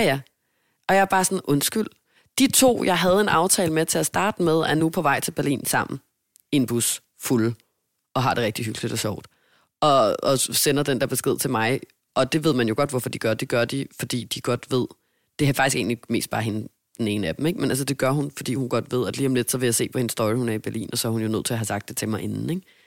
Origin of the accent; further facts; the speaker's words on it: Denmark; moved away as an adult; now in Hamburg, Germany; jeg er hjemme i Danmark